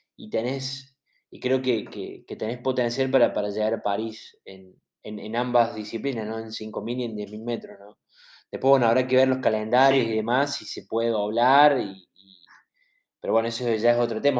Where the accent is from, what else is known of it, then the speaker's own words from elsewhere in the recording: Córdoba, Argentina; nosotros somos de Córdoba, no somos de Buenos Aires